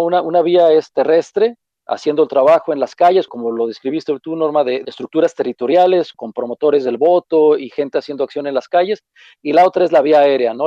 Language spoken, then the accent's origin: Spanish; Mexico; nuestra forma de ser como mexicanos